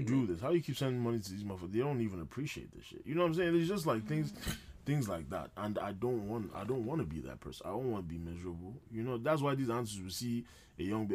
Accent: Nigeria; I'm a Nigerian guy

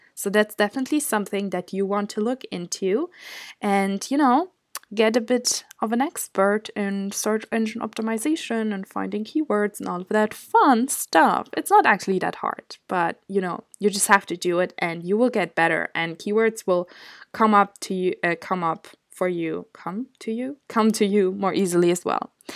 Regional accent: Germany; moved away as an adult; now in Scotland, United Kingdom; I'm from Germany

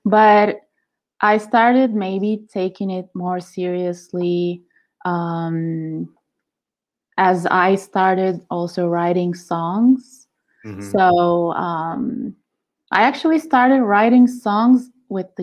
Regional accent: Izmir, Turkey; moved away as an adult; now in Italy; So when I was 19, I came to Italy because I was born in Turkey, Izmir

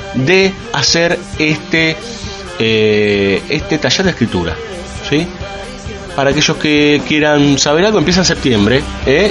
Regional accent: Argentina; sobre todo los capitalinos y unos cuantos del conurbano, que creemos que somos el ombligo de la Argentina

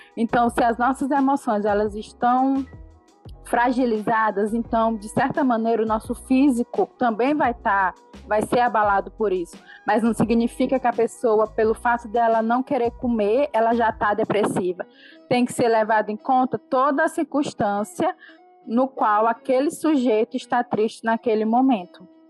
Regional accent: Caxias, Maranhão, Brazil; sou daqui de Caxias do Maranhão

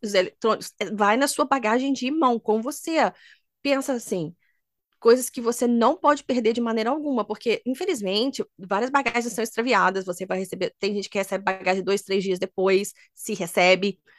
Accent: Minas Gerais, Brazil; moved away; eu sou de Minas

